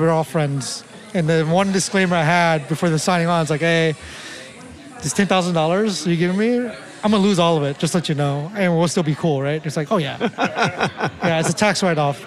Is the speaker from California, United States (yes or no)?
yes; Oakland, California, United States; born or raised there